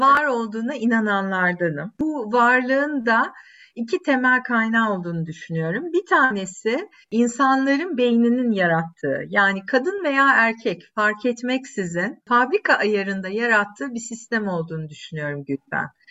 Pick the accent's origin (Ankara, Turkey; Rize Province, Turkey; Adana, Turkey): Adana, Turkey; moved away as an adult; also born or lived in Istanbul; ben yaşamışım Adana'da 3 temel büyük caddenin üstünde e, gelmişim İstanbul'a